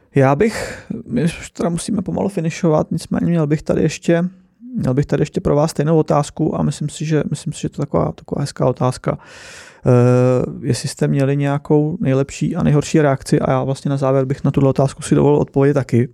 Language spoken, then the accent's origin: Czech; Czechia; jsem Čech